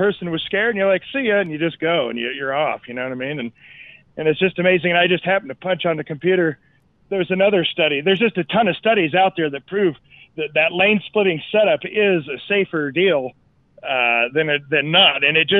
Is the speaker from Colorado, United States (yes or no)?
yes; Denver, Colorado, United States; moved away as an adult; also born or lived in Southern California; I grew up here in Denver. I went to college out in Santa Barbara, California. I lived almost half my life in Southern California too.